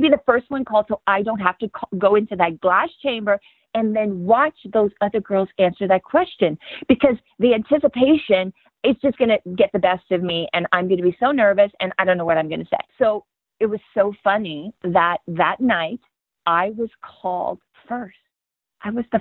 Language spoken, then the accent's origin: English; Louisiana, United States; growing up in Louisiana at the time